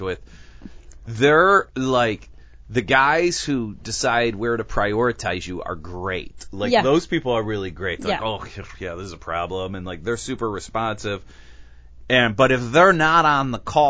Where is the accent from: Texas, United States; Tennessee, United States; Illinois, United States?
Illinois, United States; Chicago; I'm from Chicago.